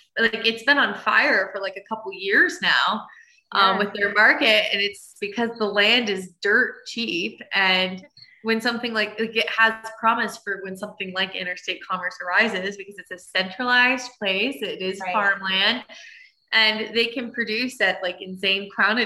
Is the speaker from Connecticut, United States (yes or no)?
yes; Connecticut, United States; now in Colorado, United States; I'm from Connecticut.